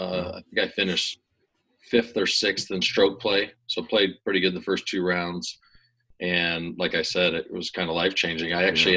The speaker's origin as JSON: {"language": "English", "region": "Northern California", "country": "United States", "tie": "born or raised there", "also_born_or_lived": "Arizona", "said": "born and raised in Northern California, played all the sports growing up, basketball, baseball, soccer, football, played kind of football throughout high school along with golf, went to University of Arizona in 1999"}